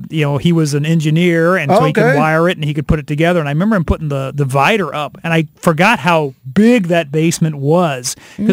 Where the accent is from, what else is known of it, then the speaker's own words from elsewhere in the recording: Hannibal, Missouri, United States; moved away; the house that we grew up in Hannibal, Missouri, is up for sale.